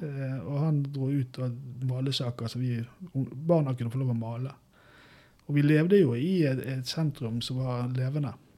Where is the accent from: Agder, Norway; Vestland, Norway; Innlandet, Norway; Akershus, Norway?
Vestland, Norway; Bergen; moved away as an adult; now in Brumunddal, Norway; jeg vokste opp da med, i Bergen